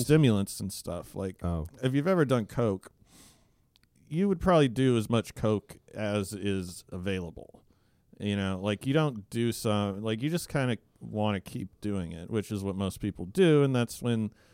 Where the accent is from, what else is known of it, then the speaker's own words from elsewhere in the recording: Alaska, United States; I grew up in Alaska